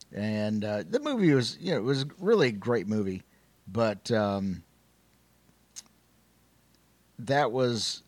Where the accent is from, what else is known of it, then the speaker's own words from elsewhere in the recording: Midwest, United States; where I grew up in the Midwest, there was rhubarb that would grow